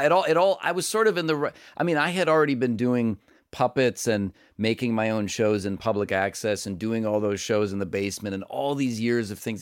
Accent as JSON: {"language": "English", "town": "Cleveland", "region": "Ohio", "country": "United States", "tie": "born or raised there", "said": "growing up in Cleveland, and so most of it is set in that neighborhood that I grew up"}